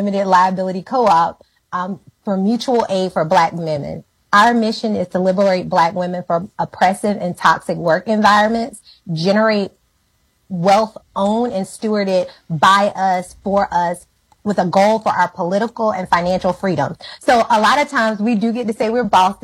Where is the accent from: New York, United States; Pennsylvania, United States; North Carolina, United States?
North Carolina, United States; Ahoskie; also born or lived in California; now in Atlanta, United States; So I'm from that small town. It is known for having a history of free people of color. So I think it's an interesting town. I didn't know how interesting it was until I moved out, but I grew up there